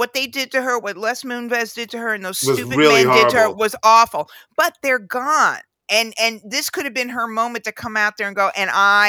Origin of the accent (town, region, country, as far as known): United States